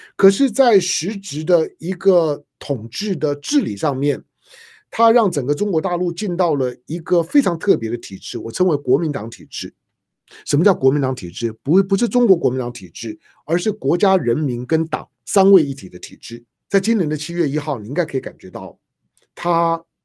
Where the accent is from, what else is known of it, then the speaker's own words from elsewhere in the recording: Taiwan; 我作为一个台湾土生土长的中国人